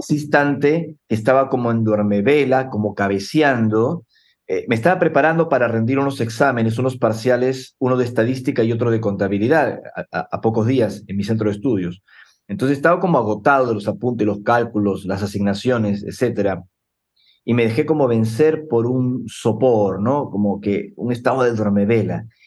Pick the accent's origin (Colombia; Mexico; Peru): Peru; Lima; yo nací en Lima hace 48 años